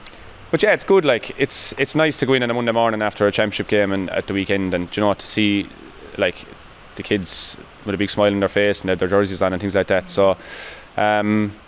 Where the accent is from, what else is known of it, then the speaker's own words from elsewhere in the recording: Munster, Ireland; You know, when I was young, growing up in Drummond at Laca playing, it's nice to see them with a smile on their faces as well.